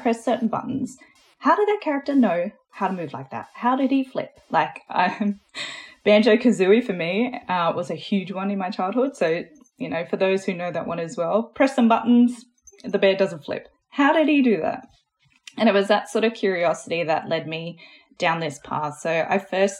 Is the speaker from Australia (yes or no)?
yes; Australia; accent: Australian; I am Australian. You might be able to hear that in my voice. So I grew up in a little rural town, middle of nowhere